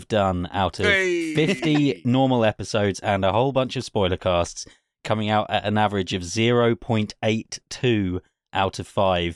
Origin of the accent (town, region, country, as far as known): United Kingdom